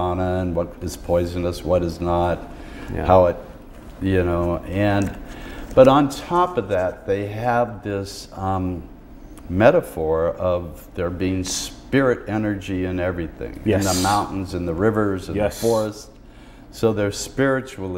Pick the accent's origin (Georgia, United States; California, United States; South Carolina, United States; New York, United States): California, United States; Oakland; now in Seattle, United States; I was born here in Oakland